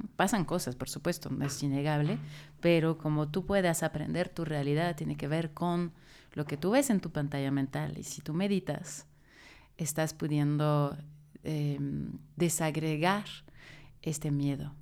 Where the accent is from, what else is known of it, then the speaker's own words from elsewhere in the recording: France; now in Mexico City, Mexico; Soy francesa, es importante, es mi, raíz